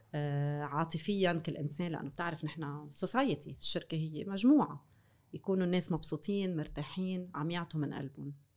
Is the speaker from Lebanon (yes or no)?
yes; North Lebanon, Lebanon; انا من الشمال